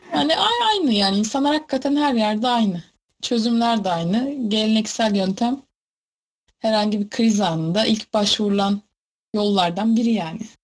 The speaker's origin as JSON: {"language": "Turkish", "town": "Sarıkamış", "region": "Kars Province", "country": "Turkey", "said": "sarı kamışlı. Sarıkamış'ta büyük bir ilçe sayılır"}